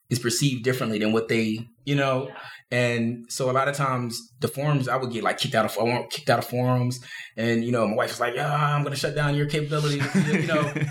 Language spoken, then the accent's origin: English; Philadelphia, Pennsylvania, United States; I'm from South Philly.